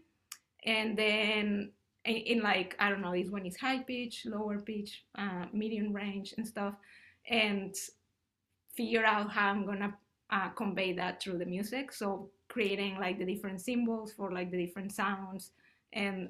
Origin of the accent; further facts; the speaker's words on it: Mexico; also born or lived in Ottawa, Canada; now in United States; I'm originally from Mexico